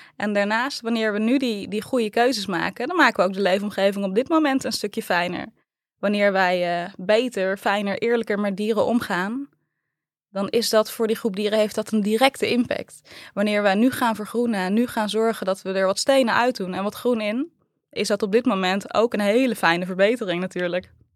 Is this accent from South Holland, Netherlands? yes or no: no; 's-Hertogenbosch, North Brabant, Netherlands; also born or lived in Tilburg; Ik ben geboren en getogen in Den